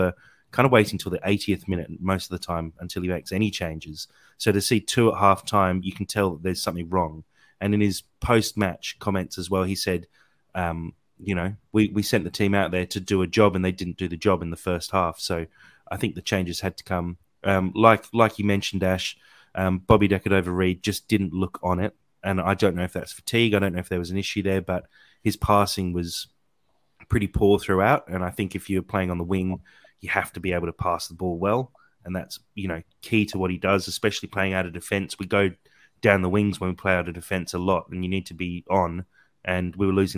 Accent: Australia; being an Australian

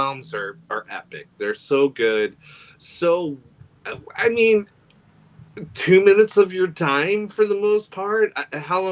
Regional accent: Delaware, United States; I'm from Delaware, the first state in the United States.

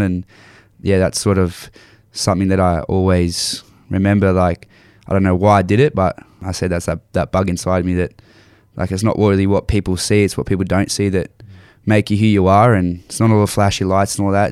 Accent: Landsborough, Queensland, Australia; also born or lived in Nambour; growing up in Lansborough

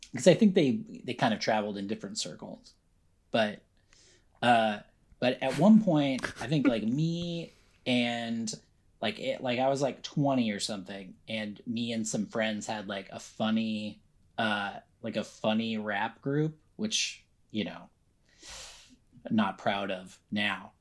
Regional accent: Encinitas, California, United States; I grew up in Encinitas

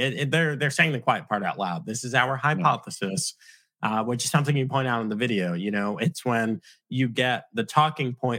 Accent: United States; as an American watching and living through things like the 2020 election

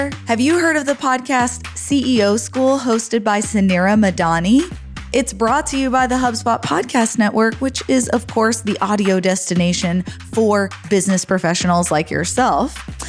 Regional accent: United States; moved away; also born or lived in Texas / Arizona; We never had Burgervilles in Texas and Arizona where I grew up.

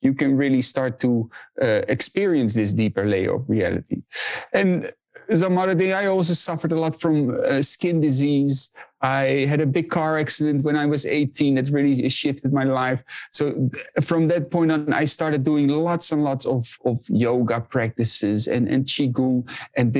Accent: Netherlands; I was born and raised in the Netherlands

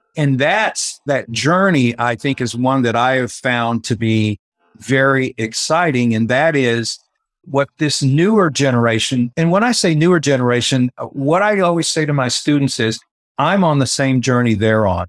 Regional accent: West Texas, United States; moved away as an adult; also born or lived in Tulsa, Oklahoma / San Diego, California; I grew up in West Texas

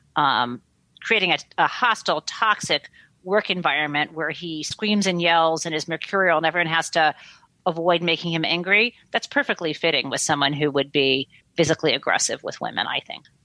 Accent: Michigan, United States; I grew up in Michigan, I grew up in the Midwest

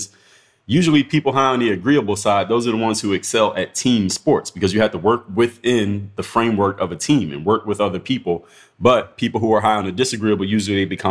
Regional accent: United States; As an American

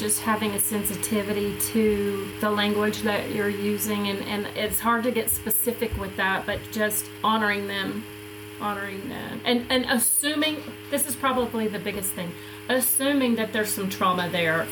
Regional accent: the South, United States; growing up in the South

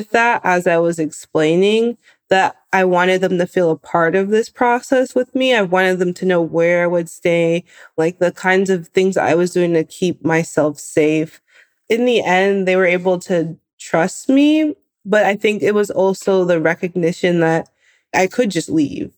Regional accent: Bay Area, California, United States; I grew up in the Bay Area.

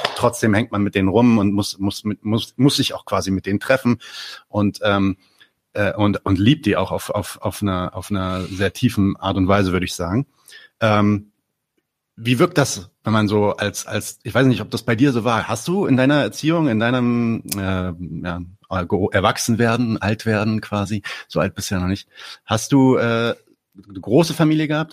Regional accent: Palestine; now in Berlin, Germany

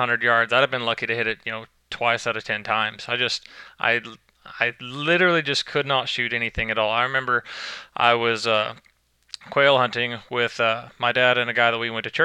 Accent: Leedey, Oklahoma, United States; I grew up in Leedy, Oklahoma

